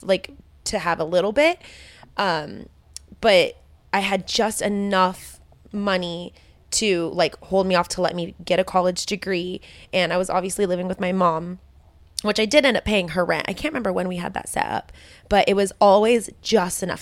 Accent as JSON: {"language": "English", "town": "Modesto", "region": "California", "country": "United States", "tie": "born or raised there", "said": "that's literally where I was, I grew up"}